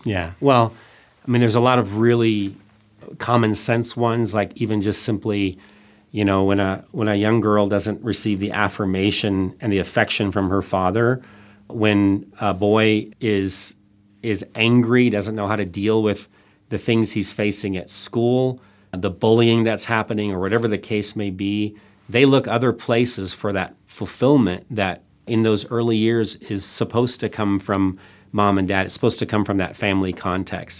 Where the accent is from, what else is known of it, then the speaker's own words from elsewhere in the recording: Thailand; also born or lived in Northwest Arkansas; I, I was born and raised in Thailand